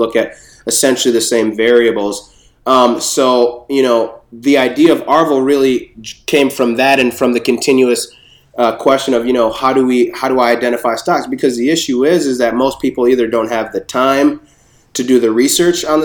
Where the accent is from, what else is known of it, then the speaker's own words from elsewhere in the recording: Minneapolis, Minnesota, United States; also born or lived in Bronx, New York; I was born in the Bronx, but raised in Minneapolis